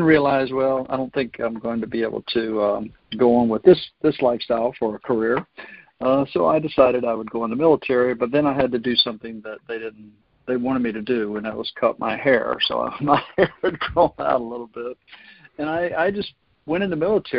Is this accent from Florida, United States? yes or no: yes; North Florida, United States; I actually grew up here in North Florida